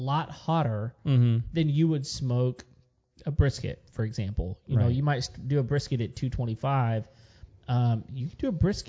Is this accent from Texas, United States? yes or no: yes; West Texas, United States; I was born and raised in West Texas, where they have mesquite.